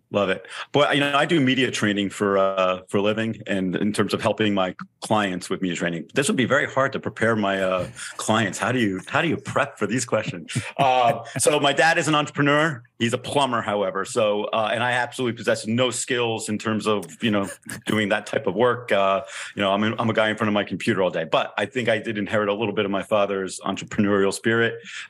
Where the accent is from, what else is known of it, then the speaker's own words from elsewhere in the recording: New Jersey, United States; So I'm originally from New Jersey, was raised being a Knicks fan, still root for the Knicks.